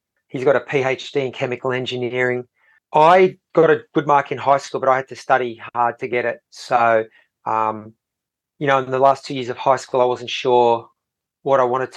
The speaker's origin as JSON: {"language": "English", "town": "Sydney", "region": "New South Wales", "country": "Australia", "tie": "born or raised there", "said": "I grew up in Sydney, but sort of out west, so we weren't close to the beach."}